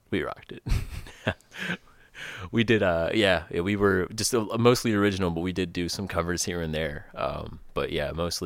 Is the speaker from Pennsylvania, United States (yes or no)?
yes; Pittsburgh, Pennsylvania, United States; The Pittsburgh area.